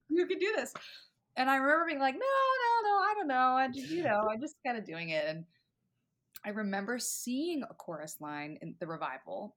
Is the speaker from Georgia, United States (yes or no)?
no; Richmond, Virginia, United States; moved away; local stuff in my hometown in Virginia